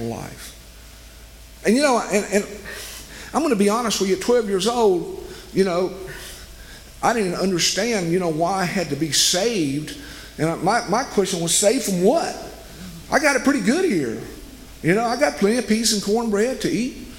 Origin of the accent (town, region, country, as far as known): West Monroe, Louisiana, United States; born or raised there